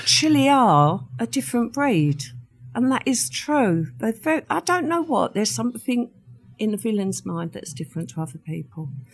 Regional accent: London, United Kingdom; accent: Cockney; also born or lived in Ilford; we moved to the East End when I was four

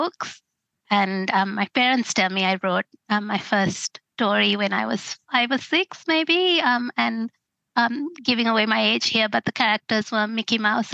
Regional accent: Sri Lanka; moved away as an adult; now in Australia

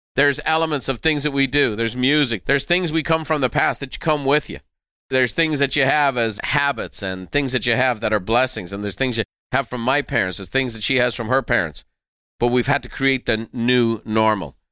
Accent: Ireland; moved away as an adult; now in United States; when we were growing up in Ireland

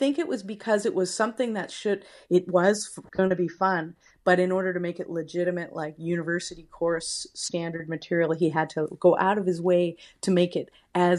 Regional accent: Kelowna, British Columbia, Canada; also born or lived in Windsor, Canada; I was born in Windsor, Ontario, but I grew up out west in Kelowna.

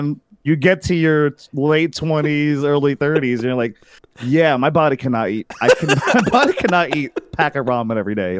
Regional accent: Philippines; I grew up in the Philippines

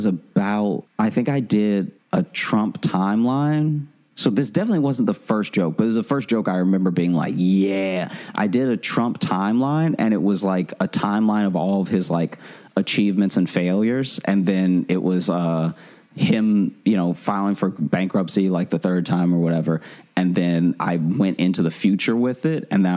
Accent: Louisiana, United States; moved away as an adult; now in New York, United States; I come from Louisiana

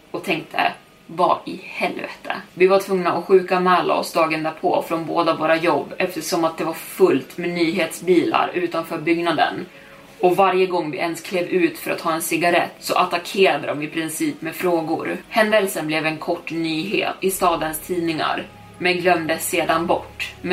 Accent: Long Island, New York, United States; Vi kommer från Long Island, New York

